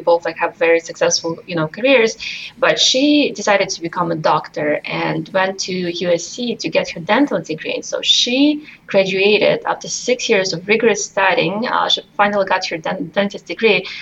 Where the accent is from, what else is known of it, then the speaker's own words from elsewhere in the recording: Russia; moved away as an adult; now in United States; I came to this country from Russia when I was just 18 years old